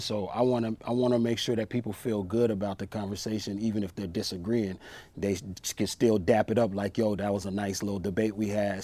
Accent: Long Beach, California, United States; I grew up in Long Beach, California.

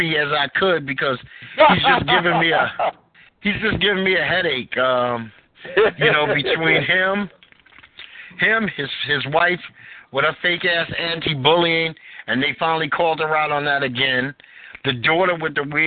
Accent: New York City, New York, United States; also born or lived in Utah; I grew up in New York, Bed-Stuy.

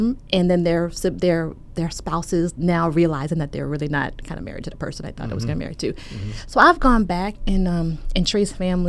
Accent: Richmond, Virginia, United States; also born or lived in New York City; I was born and raised in Richmond

